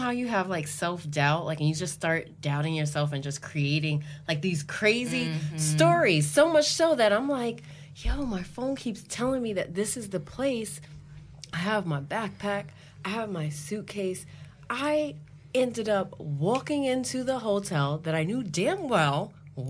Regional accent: New York City, New York, United States; I'm a New Yorker. I take the subway damn near every day

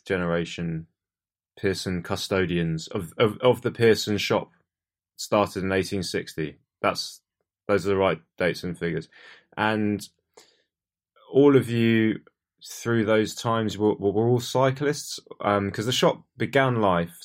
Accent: Portsmouth, South East England, United Kingdom; I come from Portsmouth

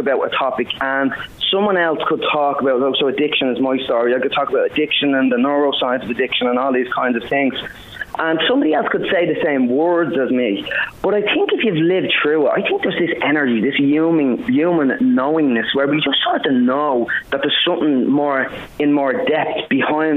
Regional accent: Dublin, Leinster, Ireland; also born or lived in Finglas, Dublin; I was born in Finglas, actually, originally. I lived most of my life in Ladyswell

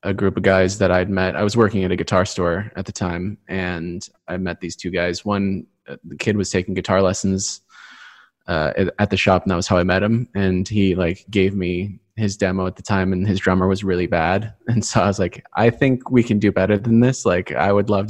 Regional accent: Santa Barbara, California, United States; also born or lived in Los Angeles; I was born in LA and then raised in Santa Barbara.

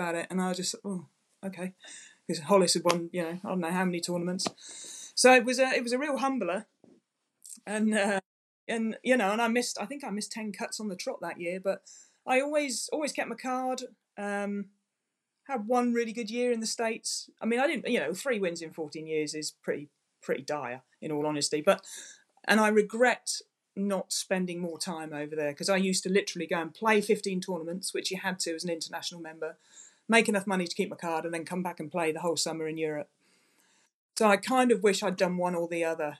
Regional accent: England, United Kingdom; as an English person

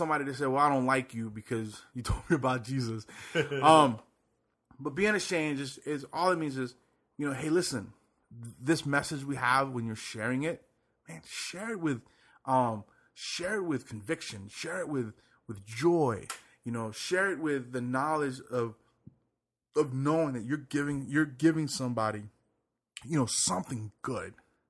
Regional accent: Puerto Rico; I was born there.

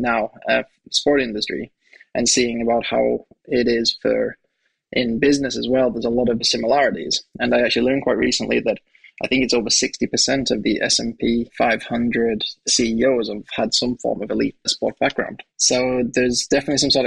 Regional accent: Pickering, Yorkshire and the Humber, United Kingdom; moved away as an adult; also born or lived in Sweden; I was born in a small town just outside of York. So it's called Pickering. So I was raised there for the first 18 years of my life.

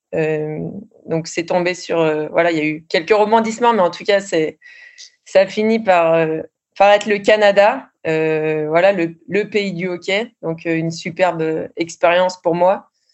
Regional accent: France; moved away as an adult; also born or lived in Sweden; on est une Française

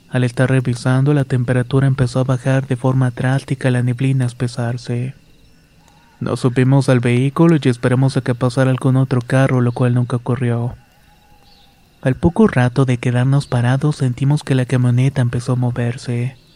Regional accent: Comitán, Chiapas, Mexico; Soy originario de Comitán, Chiapas, y hace años trabajaba en la región selva en la localidad de Amparo Agua Tinta.

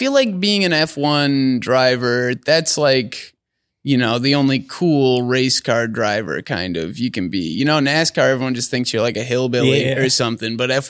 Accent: Alberta, Canada; moved away; I'm from Alberta.

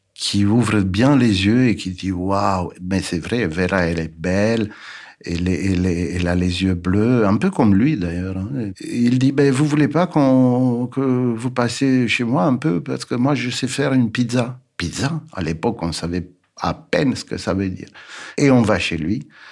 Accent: Bucharest, Romania; moved away; Je suis né en 1951 à Bucarest, en Roumanie

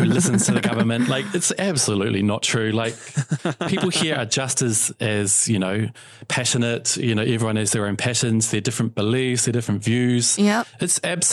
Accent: New Zealand; moved away as an adult; now in Shanghai, China; I remember in summer in New Zealand, walking home from school

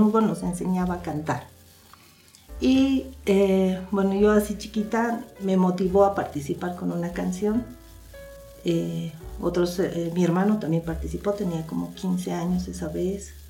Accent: La Paz, Bolivia; yo nací en La Paz, Bolivia. Eh, soy la segunda hija de, la, de Alejandro y Edith. Bueno, criada en la ciudad de La Paz

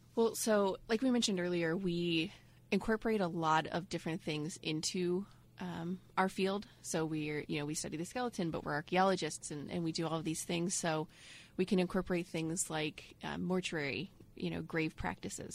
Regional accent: Ohio, United States; moved away as an adult; also born or lived in Indianapolis; now in Florida, United States; I'm from Ohio up north, and we have you know winters and snow

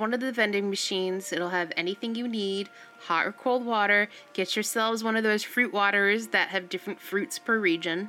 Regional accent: United States; also born or lived in New England; now in San Francisco, United States; I grew up outside of New York. I used to go into Manhattan and stuff all the time

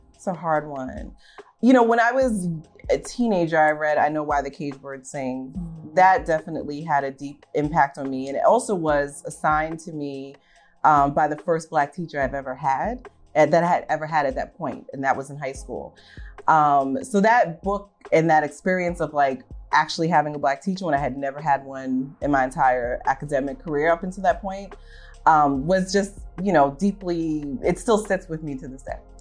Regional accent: New York City, New York, United States; I'm native New Yorker, um, grew up in Staten Island

